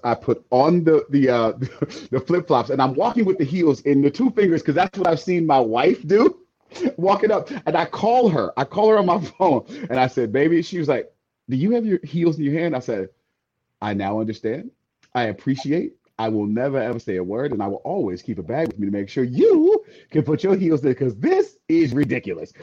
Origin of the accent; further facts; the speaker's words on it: the Bay Area, California, United States; I'm from Cal, I'm from the Bay, not